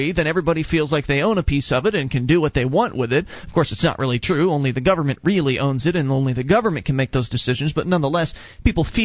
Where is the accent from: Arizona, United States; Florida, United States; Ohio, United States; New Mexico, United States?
Florida, United States; Sarasota; moved away; We come from Sarasota, Florida, where there's Siesta Key